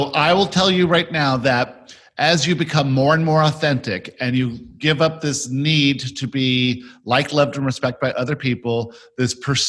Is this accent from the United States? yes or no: no; South Africa; born there; I was born in South Africa and moved around all my childhood in the 60s and 70s.